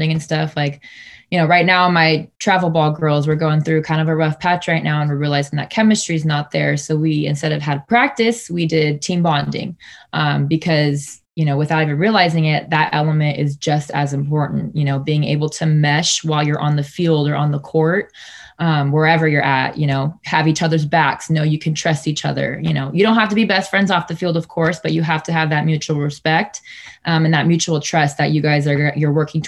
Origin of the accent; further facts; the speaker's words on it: Sacramento, California, United States; also born or lived in Fresno, California / El Paso, Texas; I am Sacramento born, raised, proud to be from the 916.